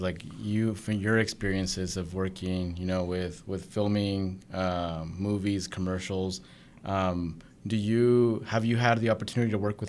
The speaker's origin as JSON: {"language": "English", "region": "Arkansas", "country": "United States", "said": "They just think that because we're from Arkansas"}